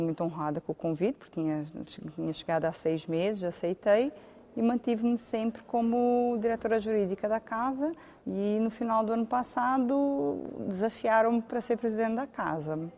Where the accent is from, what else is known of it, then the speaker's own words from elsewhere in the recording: Algarve, Portugal; moved away as an adult; now in Campinas, Brazil; Eu sou do Algarve.